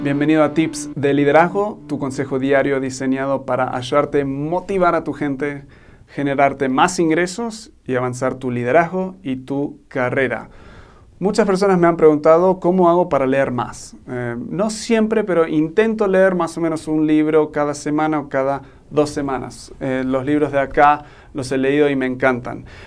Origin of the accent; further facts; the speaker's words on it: Argentina; now in Mexico; soy un gringo, pero me crié en Argentina y ahora estoy viviendo en México